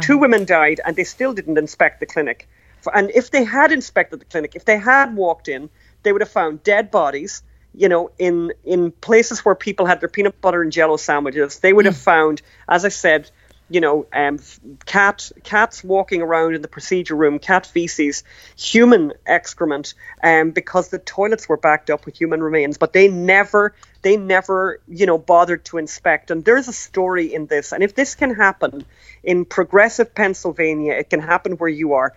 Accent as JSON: {"language": "English", "country": "Ireland", "said": "we're from Ireland"}